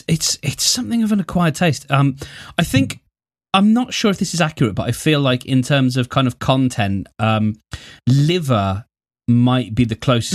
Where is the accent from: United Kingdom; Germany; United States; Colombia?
United Kingdom; Birmingham, West Midlands; it first started getting cooked in England in a place called Attills, I believe, which is in my home city. And we are the place that does the Balti, and we have a place known as the Balti Triangle